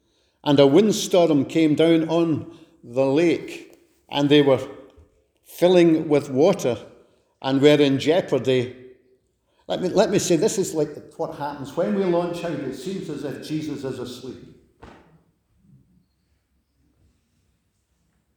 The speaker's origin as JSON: {"language": "English", "town": "Glasgow", "region": "Scotland", "country": "United Kingdom", "moved": "yes", "said": "I'm a wee fella from Glasgow"}